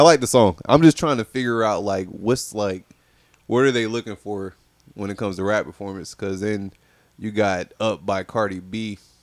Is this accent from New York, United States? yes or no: no; Fayetteville, North Carolina, United States; I'm from Fayetteville